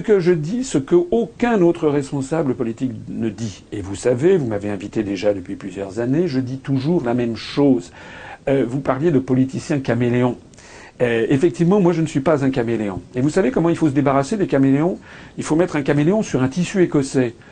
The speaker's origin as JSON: {"language": "French", "country": "France", "said": "nous sommes tous des Français"}